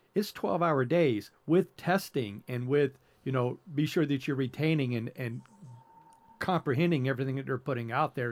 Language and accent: English; the South, United States; growing up in the South